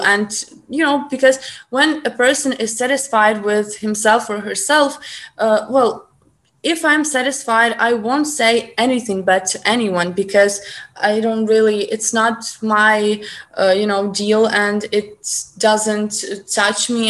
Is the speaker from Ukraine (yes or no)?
yes; Ukraine; accent: Ukrainian; English is a second language